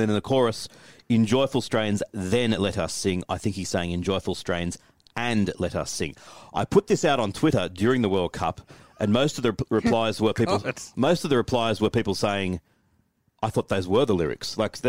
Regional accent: Australia

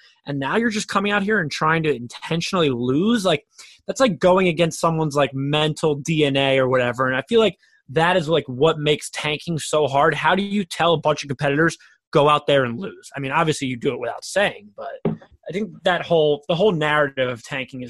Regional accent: Philadelphia, Pennsylvania, United States; I'm from Philly, so I'm a diehard Sixers fan.

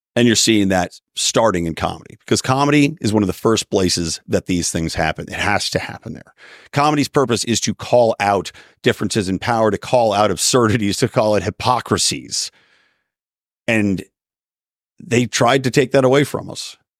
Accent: Philadelphia, Pennsylvania, United States; moved away; also born or lived in San Diego; growing up in the Philly area myself

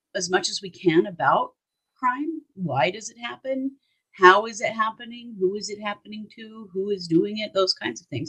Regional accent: Idaho, United States; We are from Idaho

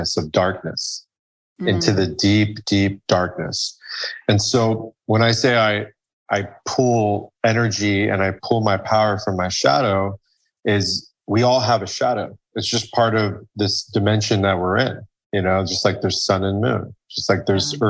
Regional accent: Iran; Iran, my home country

